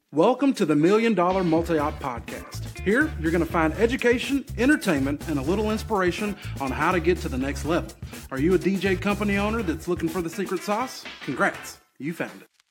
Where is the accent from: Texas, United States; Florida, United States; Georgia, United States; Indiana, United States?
Georgia, United States; Athens; I'm from Athens, Georgia.